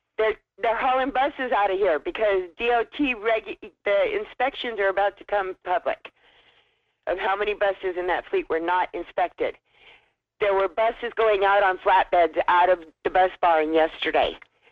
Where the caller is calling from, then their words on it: Wasilla, Alaska, United States; calling from Wissola.